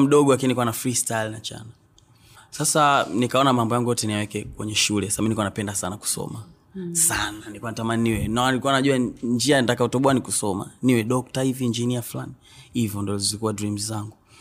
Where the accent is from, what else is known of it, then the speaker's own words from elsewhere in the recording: Mbeya, Tanzania; also born or lived in Tukuyu (ancestral, Nyakyusa); asili yangu ni huko lakini nimezaliwa Mbeya mjini. Uh, nimekulia Mbeya mjini Nzovwe